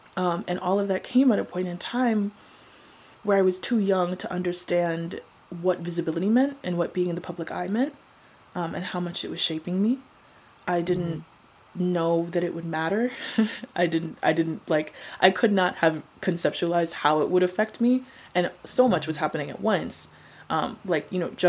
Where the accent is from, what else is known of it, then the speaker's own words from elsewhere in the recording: Colorado, United States; also born or lived in Arizona; I had to make it out of there. The suburbs of Arizona were not for me. I grew up in Colorado. I'm a mountain girl. Arizona, something different.